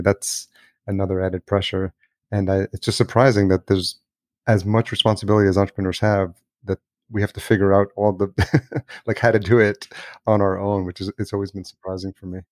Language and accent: English; El Salvador; now in United States; I'm Latino. I was born in El Salvador